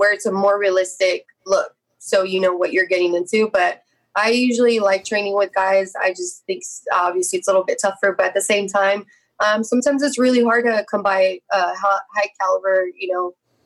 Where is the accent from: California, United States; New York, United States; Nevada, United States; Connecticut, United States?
California, United States; San Jose; my hometown where I was born and raised, in San Jose